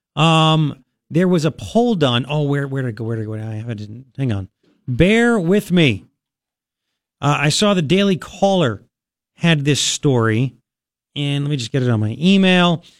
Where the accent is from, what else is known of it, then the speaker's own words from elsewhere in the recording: Long Island, New York, United States; now in Tucson, United States; I grew up on Long Island